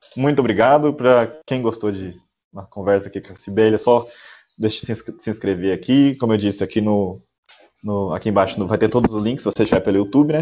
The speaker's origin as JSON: {"language": "Portuguese", "region": "south of Minas Gerais", "country": "Brazil", "said": "Eu sou daqui do, do, sul de Minas"}